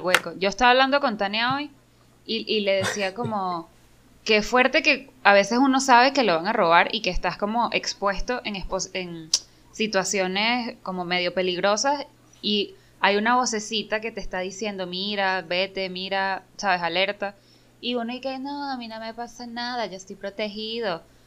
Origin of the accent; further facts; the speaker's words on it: Caracas, Capital District, Venezuela; crecí ahí